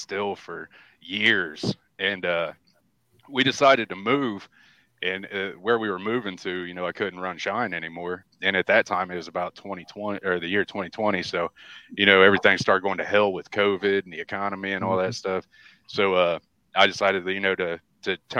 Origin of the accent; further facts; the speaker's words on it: Springfield, Ohio, United States; also born or lived in Georgia; I'm from Springfield, Ohio, right next, about 10 minutes from old Sean here.